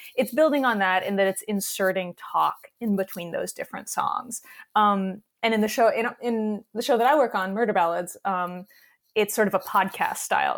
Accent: New York, United States; also born or lived in Western North Carolina; I'm, I'm from New York. I'm, I'm a lifelong New Yorker

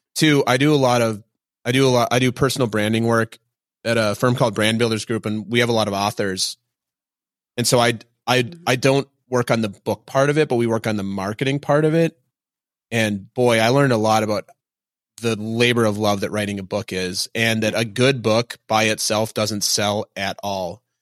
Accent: Minnesota, United States; now in New York, United States; I'm from Minnesota. My parents just live in Minneapolis and we live in New York

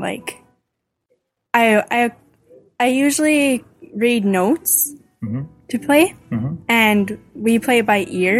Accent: Big River, Saskatchewan, Canada; I'm from Big River

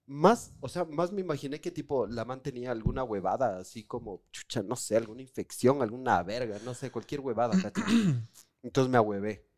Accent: Quito, Pichincha, Ecuador; nosotros somos de Quito

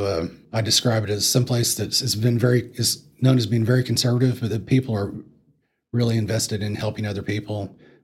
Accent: Colorado, United States; the same area where I grew up at in Colorado

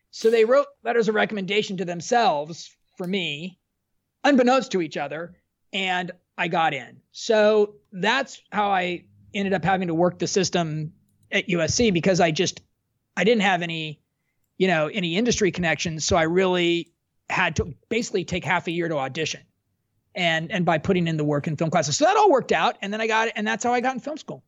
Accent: Southern California, United States; I was from Southern California

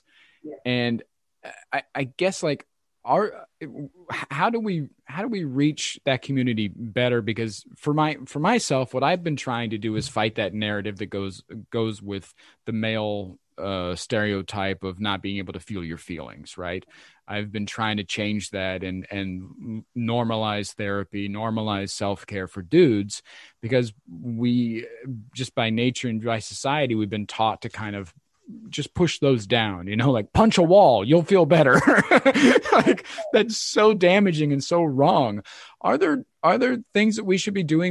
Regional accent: Midwest, United States; I grew up in the Midwest in the 90s

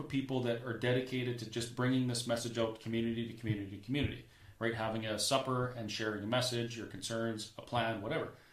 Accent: Alberta, Canada; as a Canadian

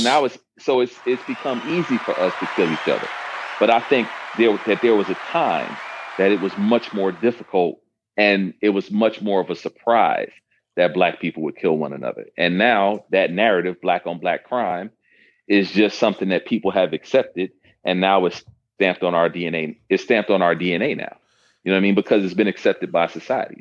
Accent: Detroit, Michigan, United States; I was raised in Detroit

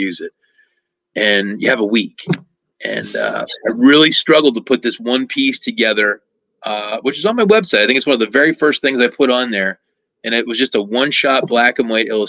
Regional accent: Lancaster, Pennsylvania, United States; in Southeast Pennsylvania, where I grew up in Lancaster

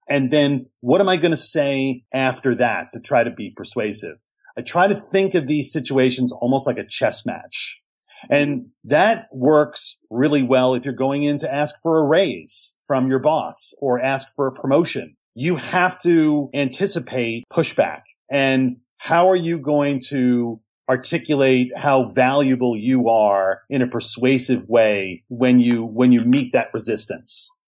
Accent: New York City, New York, United States; I grew up in New York City.

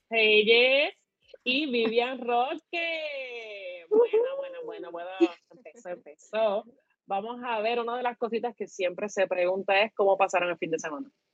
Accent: Puerto Rico; como buenos boricuas

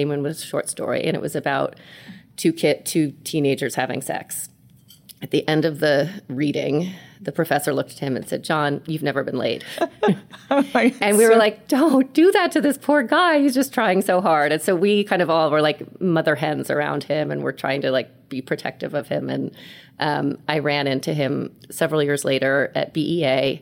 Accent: New York City, New York, United States; I was born and raised in New York City, where we are right now.

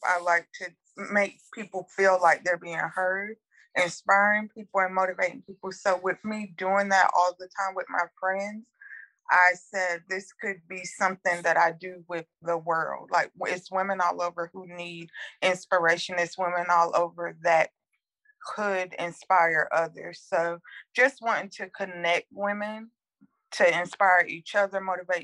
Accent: North Carolina, United States; I'm from North Carolina

